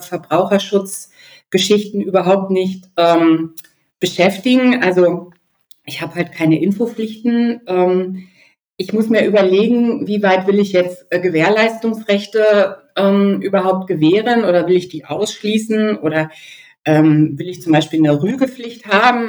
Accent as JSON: {"language": "German", "country": "Germany", "said": "bei uns in Deutschland"}